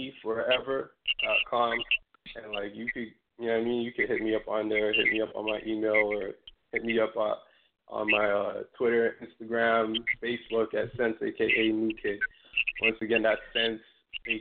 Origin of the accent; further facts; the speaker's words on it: Toronto, Ontario, Canada; I'm playing on three stations in my home country, which is Canada. So I'm playing in Ottawa and two stations in Toronto, where I'm from